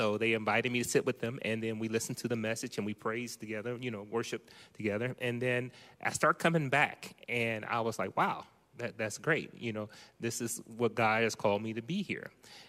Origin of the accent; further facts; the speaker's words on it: Ohio, United States; now in Manteca, United States; That's correct. I'm from Ohio.